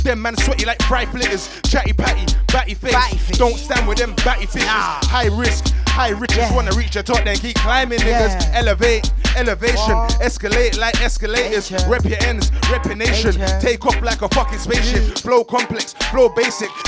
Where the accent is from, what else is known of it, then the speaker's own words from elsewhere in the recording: Brixton, London, United Kingdom; Getting up at Brixton and Stockwell, cause I'm from Brixton. I'm from Stockwell, fam. Border the Brixton and Stockwell.